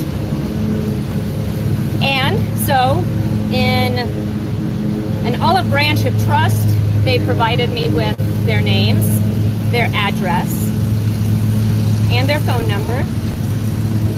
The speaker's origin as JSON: {"language": "English", "town": "Jacksonville", "region": "Florida", "country": "United States", "tie": "born or raised there", "also_born_or_lived": "Fort Smith, Arkansas", "said": "I was born on February 1st, 1972 in Fort Smith, Arkansas. On the way across the country with my very pregnant mother, where we landed in Jacksonville, Florida, where I grew up"}